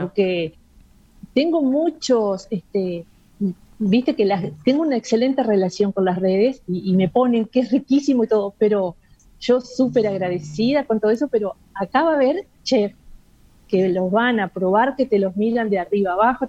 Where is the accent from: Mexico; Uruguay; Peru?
Uruguay; soy la única uruguaya